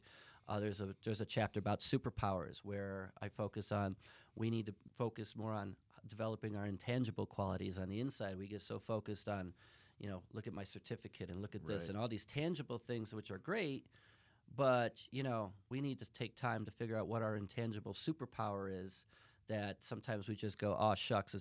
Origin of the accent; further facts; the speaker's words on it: Chicago, Illinois, United States; I'm from Chicago.